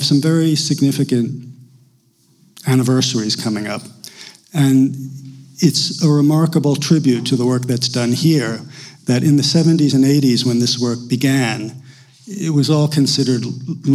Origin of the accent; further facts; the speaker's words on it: New York, United States; moved away; I'm from New York